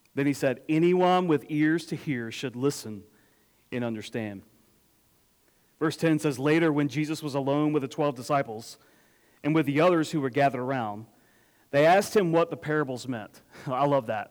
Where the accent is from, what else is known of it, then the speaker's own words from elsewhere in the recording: Apex, North Carolina, United States; I grew up in Apex, which is where Julian I uh, grew up